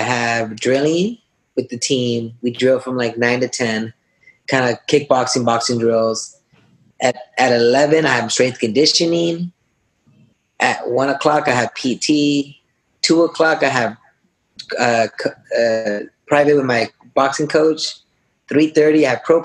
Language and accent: English; Yakima, Washington, United States; going to a community college in my hometown called Yakima